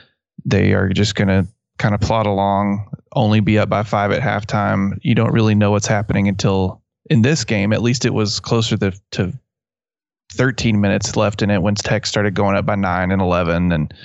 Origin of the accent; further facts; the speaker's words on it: West Texas, United States; accent: West Texas; my West Texas accent pronounces them the exact same way.